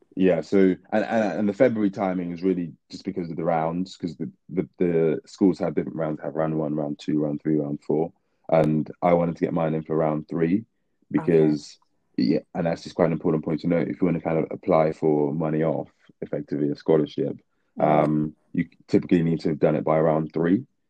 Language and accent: English; Nigeria; now in London, United Kingdom; moved back to Nigeria for about sort of nine ten years